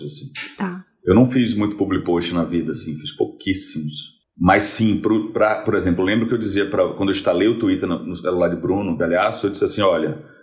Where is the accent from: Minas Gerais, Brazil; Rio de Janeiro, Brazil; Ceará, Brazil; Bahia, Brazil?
Bahia, Brazil; Salvador; moved away as an adult; now in São Paulo, Brazil; Eu mudei para São Paulo em 2004, tinha 23, tinha 23 anos. E quando, como eu vim de Salvador para São Paulo